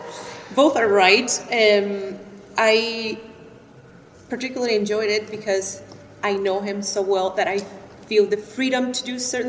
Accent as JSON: {"language": "English", "region": "Pacific coast of Mexico", "country": "Mexico", "tie": "born or raised there", "also_born_or_lived": "Philadelphia", "second_language": "English", "moved": "as an adult", "said": "I am originally from Mexico, the Pacific coast of Mexico."}